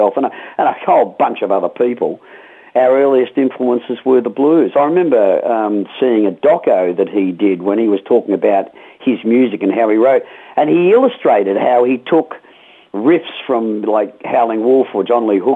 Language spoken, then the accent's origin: English; Melbourne, Victoria, Australia; when I was a teenager growing up in Melbourne